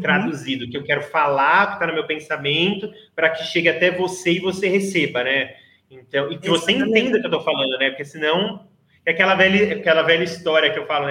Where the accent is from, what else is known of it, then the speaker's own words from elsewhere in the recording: Brazil; eu sou brasileira